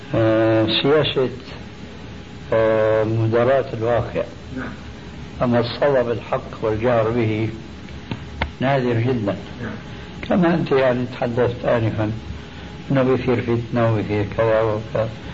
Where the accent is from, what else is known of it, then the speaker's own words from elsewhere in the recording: Syria; عندنا في سوريا